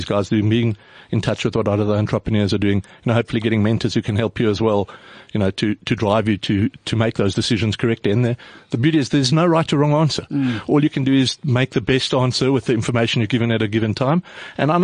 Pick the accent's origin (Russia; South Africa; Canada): South Africa; We're from South Africa. You know, we all grew up in Cape Town, Joburg, Durban, whatever.